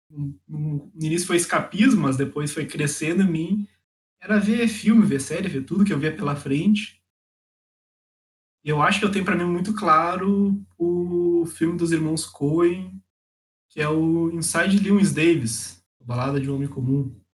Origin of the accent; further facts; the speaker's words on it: the South, Rio Grande do Sul, Brazil; estudo em São Leopoldo, né, do ladinho de Porto Alegre, no Rio Grande do Sul, sou aqui do Sul.